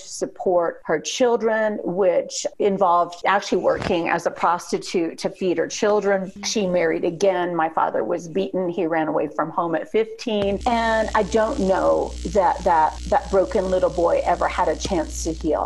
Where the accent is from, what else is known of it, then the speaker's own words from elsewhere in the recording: Indiana, United States; also born or lived in Arizona; I'm from Indiana